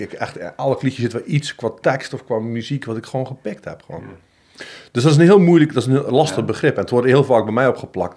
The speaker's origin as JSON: {"language": "Dutch", "region": "Zeeland", "country": "Netherlands", "tie": "born or raised there", "accent": "Zeeland dialect", "moved": "yes", "said": "toen ik voor het eerst buiten Zeeland kwam, dat mensen ook wel lacherig deden over mijn accent of mijn dialect"}